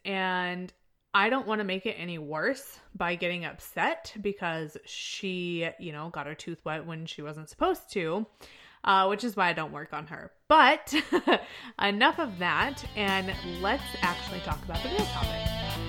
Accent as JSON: {"language": "English", "town": "Chester", "region": "Illinois", "country": "United States", "tie": "born or raised there", "moved": "yes", "said": "I'm from Chester, Illinois because of the stability that I had growing up"}